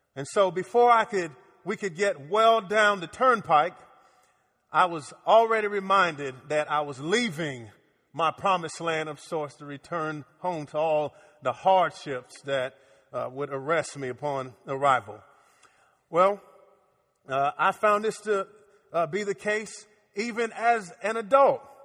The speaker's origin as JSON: {"language": "English", "town": "Miami", "region": "Florida", "country": "United States", "tie": "born or raised there", "moved": "yes", "lives_now": "Orlando, United States", "said": "As a kid growing up in Miami"}